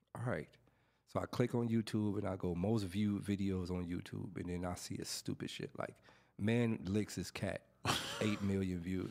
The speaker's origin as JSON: {"language": "English", "town": "Los Angeles", "region": "California", "country": "United States", "tie": "born or raised there", "said": "throughout my whole growing up in Watts"}